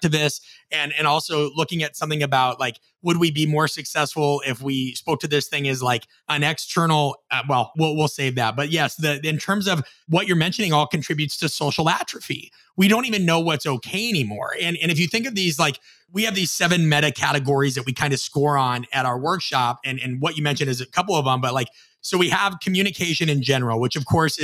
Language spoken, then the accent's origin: English; Midwest, United States; I'm from the Midwest